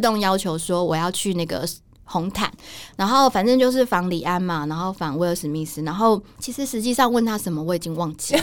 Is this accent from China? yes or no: no; Taiwan; 我是来自台湾的记者